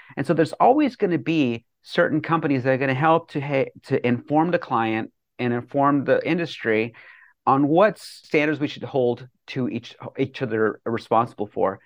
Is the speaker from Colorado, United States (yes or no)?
yes; Bethune, Colorado, United States; moved away as an adult; also born or lived in New York City; growing up in Bethune, Colorado, population one eighty-three or one eighty-five